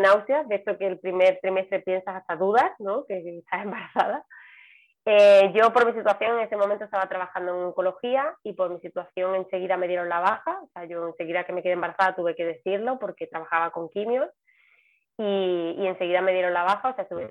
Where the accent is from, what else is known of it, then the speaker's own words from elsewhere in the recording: Seville, Andalusia, Spain; moved away as an adult; now in Palma de Mallorca, Spain; soy sevillana y vivo en Palma de Mallorca desde hace también pues 13 años